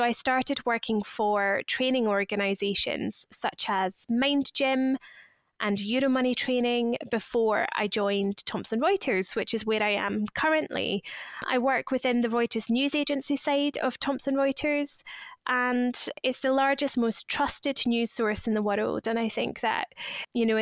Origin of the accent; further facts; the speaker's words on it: Scotland, United Kingdom; moved away as an adult; also born or lived in Leeds; now in London, United Kingdom; I'm originally from Scotland, but have been living in London or around London since 2010